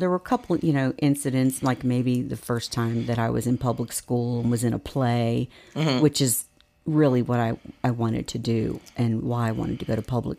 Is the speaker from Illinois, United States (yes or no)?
no; Connecticut, United States; born there; So I was born in Connecticut.